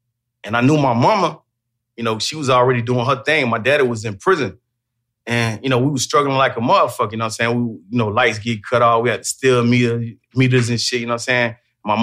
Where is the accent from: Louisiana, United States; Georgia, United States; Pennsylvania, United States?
Georgia, United States; Macon; I'm from Macon, Georgia. I'm from the Duncan Block